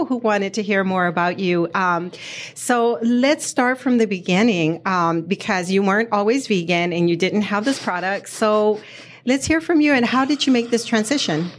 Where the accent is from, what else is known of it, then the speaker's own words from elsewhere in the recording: Arizona, United States; I grew up in Arizona